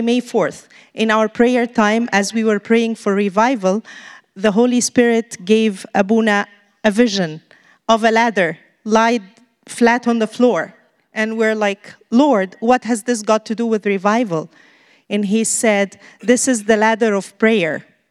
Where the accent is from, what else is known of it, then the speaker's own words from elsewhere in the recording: Egypt; moved away; We're from Egypt, missionaries here